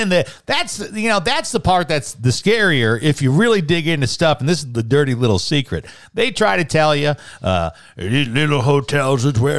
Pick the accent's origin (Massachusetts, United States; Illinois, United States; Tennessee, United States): Illinois, United States; Chicago; I'm from Chicago